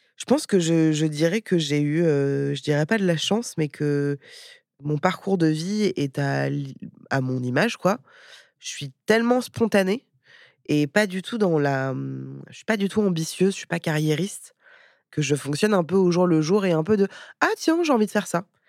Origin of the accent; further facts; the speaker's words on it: Paris, Île-de-France, France; moved away as an adult; also born or lived in India; j'ai vécu en Inde, mais j'ai grandi à Paris